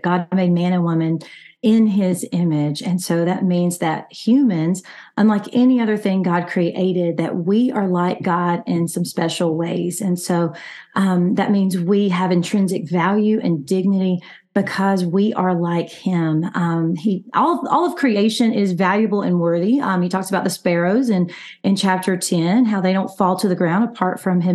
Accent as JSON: {"language": "English", "region": "Alabama", "country": "United States", "moved": "yes", "lives_now": "El Paso, United States", "said": "I'm from Alabama, but I live in El Paso, Texas"}